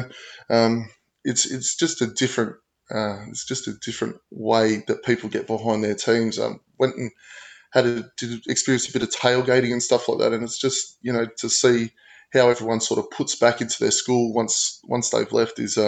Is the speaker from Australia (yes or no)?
yes; Australia; as you can tell by the accent, I am born and raised in Australia